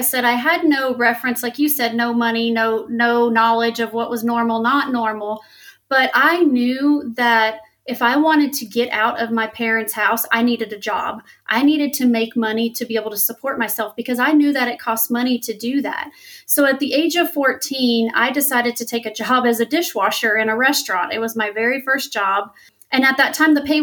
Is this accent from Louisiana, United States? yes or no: yes; Louisiana, United States; I grew up in Louisiana here in the United States, and I grew up extremely poor